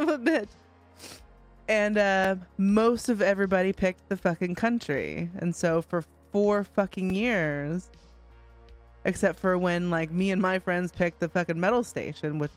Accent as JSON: {"language": "English", "area": "Shasta County", "region": "California", "country": "United States", "tie": "born or raised there", "also_born_or_lived": "Bay Area, California", "said": "I was born in the Bay Area and then I moved out when I was 8. And so the vast majority of my growing up and development was up in Shasta County"}